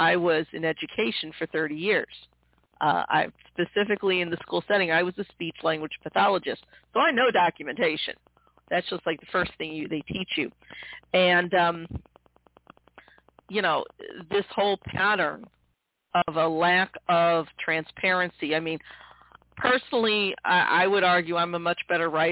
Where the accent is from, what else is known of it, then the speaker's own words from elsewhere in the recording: Midwest, United States; also born or lived in Missouri; I'm born and bred in the Midwest